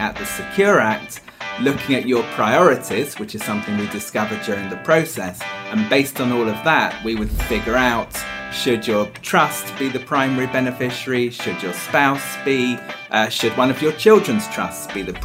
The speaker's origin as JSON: {"language": "English", "country": "United Kingdom", "also_born_or_lived": "Hong Kong / London", "moved": "as an adult", "lives_now": "United States", "said": "I'm not from Texas, but I am from the UK originally."}